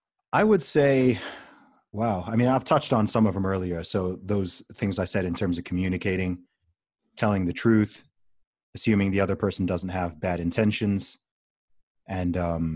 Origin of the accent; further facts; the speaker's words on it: Saudi Arabia; since I was a kid, you know, growing up in Saudi Arabia, I was surrounded by all kinds of different people